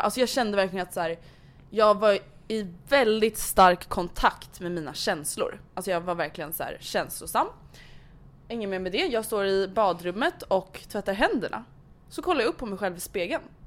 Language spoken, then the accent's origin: Swedish; Sweden; in Sweden, we have five weeks vacation